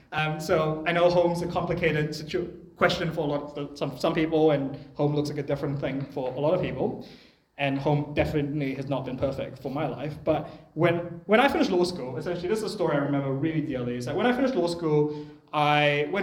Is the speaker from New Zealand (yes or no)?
yes; New Zealand; also born or lived in Malaysia; I was born in New Zealand, I moved back to Malaysia when I was 3, and then I moved back here when I was 13